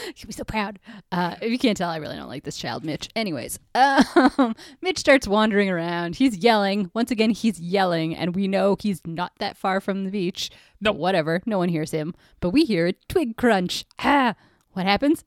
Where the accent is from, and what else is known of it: Canada